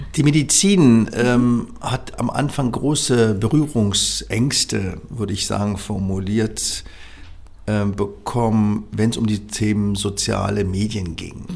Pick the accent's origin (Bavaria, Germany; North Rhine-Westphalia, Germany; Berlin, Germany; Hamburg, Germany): Berlin, Germany; Also ich bin ja im Wedding aufgewachsen